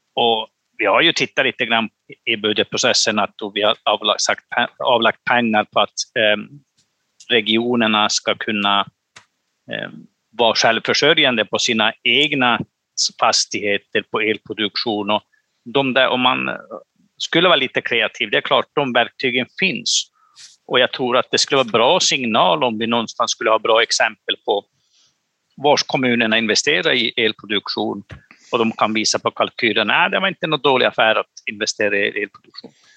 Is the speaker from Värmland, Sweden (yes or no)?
no; Pajala, Norrbotten County, Sweden; i min hemkommun i Pajala